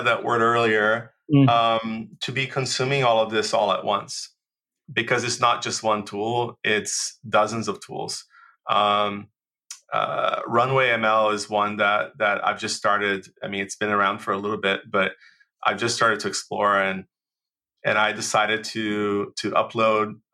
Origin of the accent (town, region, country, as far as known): Brazil; English is a second language; moved away; also born or lived in United States